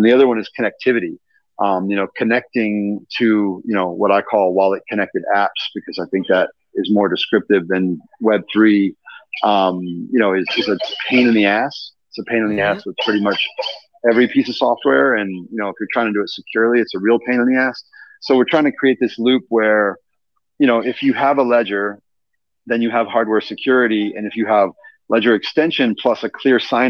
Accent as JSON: {"language": "English", "region": "Indiana", "country": "United States", "tie": "born or raised there", "moved": "yes", "said": "my home state of Indiana. Mm-hmm. I'm from Indiana."}